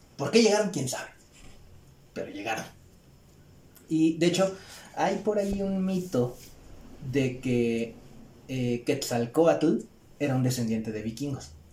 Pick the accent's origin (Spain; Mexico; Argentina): Mexico; nosotros somos mexicanos